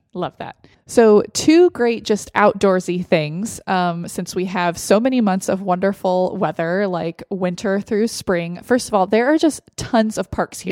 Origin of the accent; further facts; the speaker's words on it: Austin, Texas, United States; now in Gilbert, United States; from my hometown of Austin